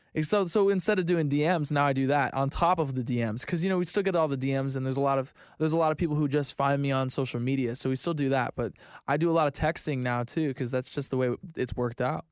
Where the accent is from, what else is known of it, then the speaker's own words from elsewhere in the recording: Florida, United States; I'm from Florida.